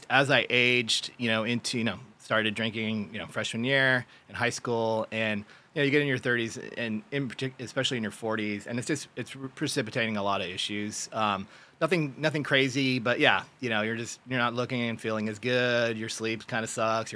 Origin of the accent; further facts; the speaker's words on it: San Jose, California, United States; also born or lived in San Luis Obispo, California; from Silicon Valley, like Sunnyvale, San Jose area, and real active with sports. Played water polo, soccer, and tennis in high school.